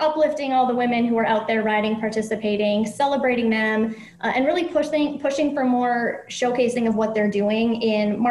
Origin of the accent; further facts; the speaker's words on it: Minnesota, United States; I was a terrible Minnesotan growing up in Minnesota